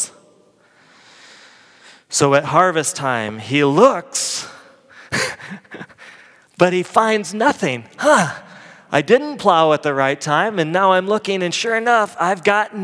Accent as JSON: {"language": "English", "region": "Midwest", "country": "United States", "tie": "born or raised there", "moved": "yes", "said": "I grew up in the Midwest"}